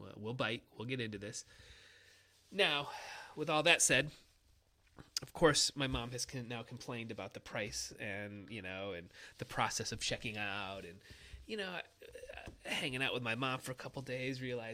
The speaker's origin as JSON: {"language": "English", "region": "Michigan", "country": "United States", "said": "I'm from Michigan"}